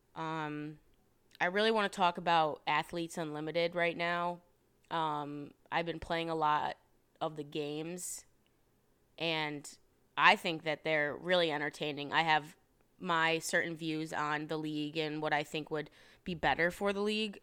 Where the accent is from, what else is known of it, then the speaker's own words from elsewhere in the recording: Rochester, New York, United States; born and raised upstate New York, Rochester, New York. Um, shout out Webster